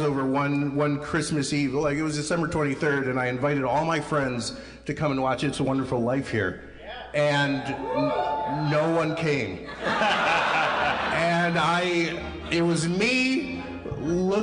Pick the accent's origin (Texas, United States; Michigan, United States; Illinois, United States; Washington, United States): Illinois, United States; Chicago; from Chicago. My hometown